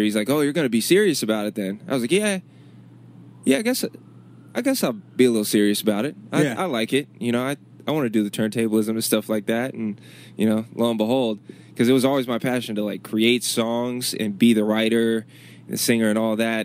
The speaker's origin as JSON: {"language": "English", "town": "Chesapeake", "region": "Virginia", "country": "United States", "tie": "born or raised there", "also_born_or_lived": "Richmond, Virginia", "moved": "as an adult", "said": "Growing up in Chesapeake, it was cool, and I'm glad about where I was raised"}